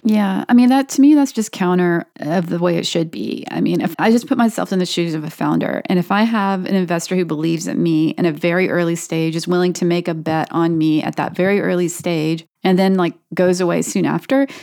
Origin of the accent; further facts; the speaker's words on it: North Carolina, United States; now in Austin, United States; I grew up in North Carolina